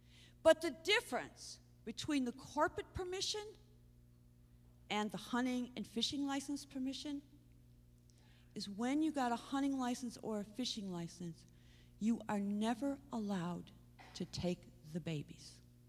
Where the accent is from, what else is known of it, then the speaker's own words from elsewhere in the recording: Ireland; So I got mad. Not because I'm Irish, because it's stupid.